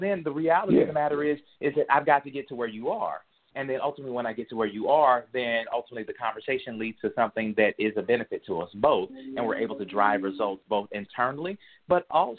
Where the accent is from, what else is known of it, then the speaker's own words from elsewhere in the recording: St. Louis, Missouri, United States; also born or lived in Pagedale / San Francisco; I tell people I was born in Pagedale, Missouri, but I was raised between St. Louis and San Francisco.